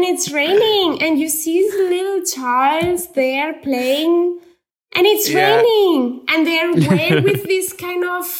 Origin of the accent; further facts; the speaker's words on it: Barcelona, Catalonia, Spain; English is a second language; when it's winter, I'm still from Barcelona.